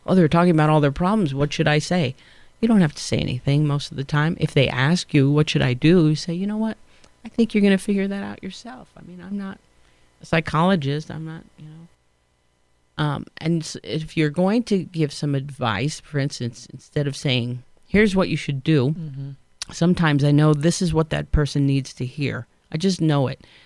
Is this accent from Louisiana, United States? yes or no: no; New York City, New York, United States; I sound like, you know, right, I'm from Queens again. And it sounds very nasal